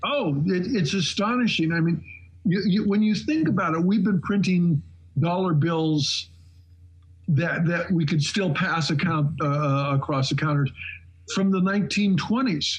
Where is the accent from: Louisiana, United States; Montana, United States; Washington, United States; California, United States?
Montana, United States; Shelby; moved away; Shelby, Montana, which was by the way my hometown